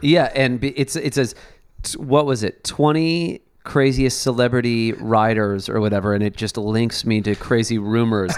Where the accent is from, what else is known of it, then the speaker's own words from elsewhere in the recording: Chicago, Illinois, United States; now in Los Angeles, United States; growing up in Chicago